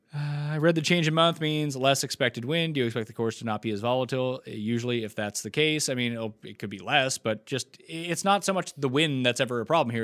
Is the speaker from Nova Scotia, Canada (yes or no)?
yes; Nova Scotia, Canada; So I'm from New Scotland, Nova mm. Scotia.